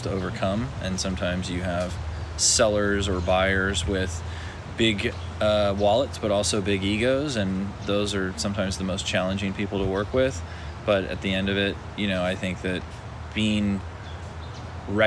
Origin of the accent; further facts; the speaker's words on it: Ventura, California, United States; I grew up in Ventura. I lived on a farm growing up